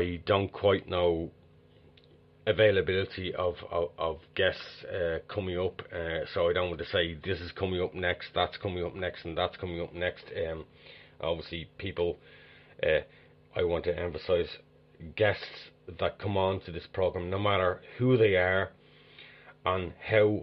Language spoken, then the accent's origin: English; Dublin, Leinster, Ireland; I am originally from Dublin, Ireland.